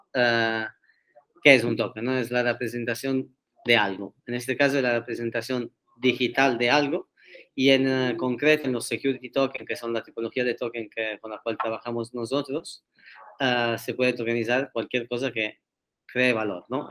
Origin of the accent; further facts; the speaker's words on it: Turin, Piedmont, Italy; Spanish is a second language; moved away as an adult; now in Barcelona, Spain; me mudé aquí a Barcelona hace seis años casi, o sea, después de los primeros tres años de universidad en Turín